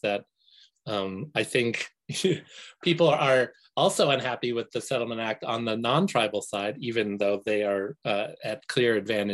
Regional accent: Maine, United States; we as Indian nations here in Maine

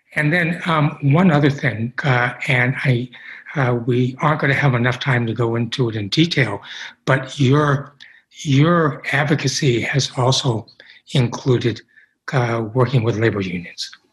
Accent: Midwest, United States; now in Maine, United States; the years that I grew up in the Midwest

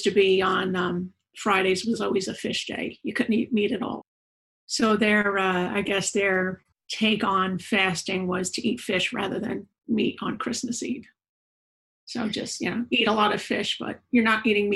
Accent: Long Island, New York, United States; moved away; I'm from New York. I was born in Long Island, New York. I grew up with a tradition called the Feast of the Seven Fishes

